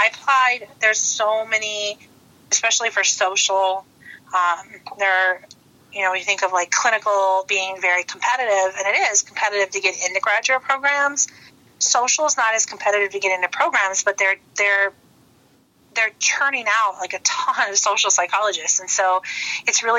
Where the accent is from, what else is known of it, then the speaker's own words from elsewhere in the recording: Illinois, United States; moved away as an adult; also born or lived in El Paso, Texas; I'm originally from Illinois